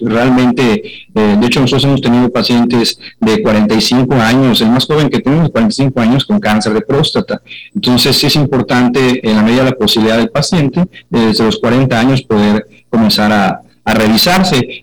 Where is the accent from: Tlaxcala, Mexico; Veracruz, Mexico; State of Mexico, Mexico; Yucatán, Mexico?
Yucatán, Mexico; moved away; also born or lived in Mexico City; Somos yucatecos, pero formados en la Ciudad de México